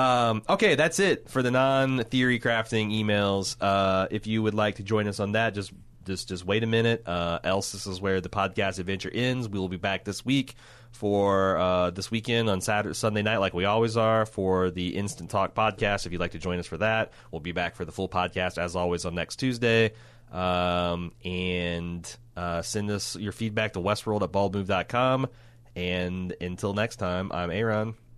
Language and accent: English; United States; I'm speaking just purely as an American